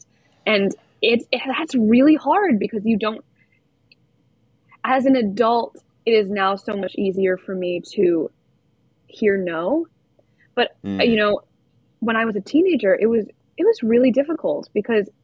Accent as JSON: {"language": "English", "town": "Winchester", "region": "Massachusetts", "country": "United States", "said": "I'm from Boston. Well, right outside Boston, Winchester, Mass"}